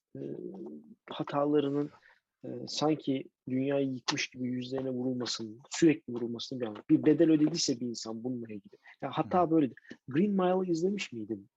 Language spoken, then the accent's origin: Turkish; Istanbul, Turkey; bir İstanbullu olarak